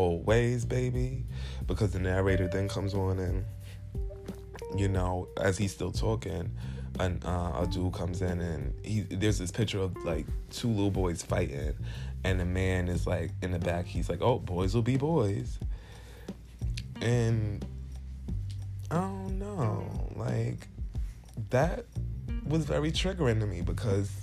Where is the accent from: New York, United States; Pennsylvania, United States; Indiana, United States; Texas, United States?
New York, United States; New York City; I'm from Brooklyn, New York